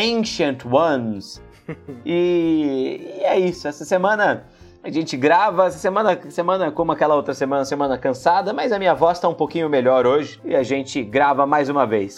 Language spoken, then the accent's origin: Portuguese; Ribeirão Preto, São Paulo, Brazil; a gente é, é de Ribeirão Preto